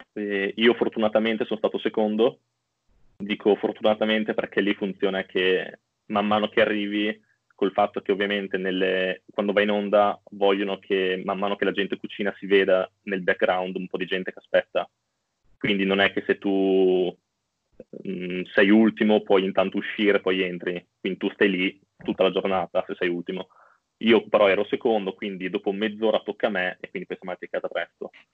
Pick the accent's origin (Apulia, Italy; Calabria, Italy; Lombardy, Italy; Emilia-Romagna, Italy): Emilia-Romagna, Italy; Bologna; sono di Bologna